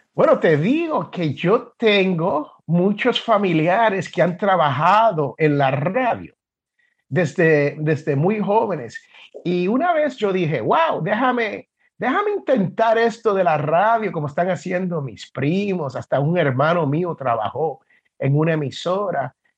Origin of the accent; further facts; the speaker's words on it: Puerto Rico; moved away as an adult; also born or lived in Jersey City, New Jersey, United States / Washington, D.C., United States; now in Alabama, United States; Y desde los nueve años hasta la escuela superior, la high school, como le dicen aquí, pues yo viví en Puerto Rico